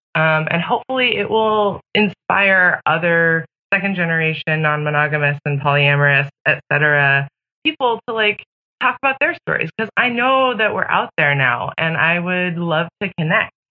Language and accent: English; Pacific Northwest, United States; I grew up in the Pacific Northwest in the 90s